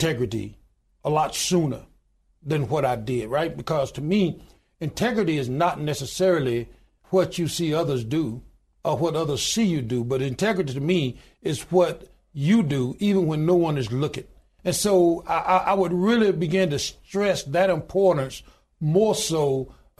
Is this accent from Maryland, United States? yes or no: no; Goodwater, Alabama, United States; I was born in a little small town in Goodwater, Alabama, population 1,292